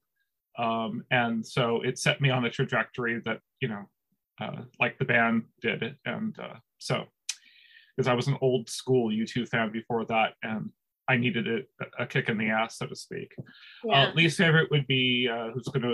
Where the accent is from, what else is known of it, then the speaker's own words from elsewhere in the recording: Chappaqua, New York, United States; I am from Chappaqua, New York.